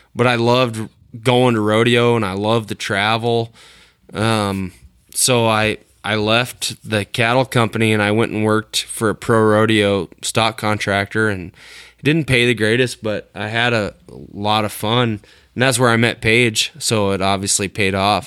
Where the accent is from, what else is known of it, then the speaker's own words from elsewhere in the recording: Western Illinois, United States; the area I grew up in Western Illinois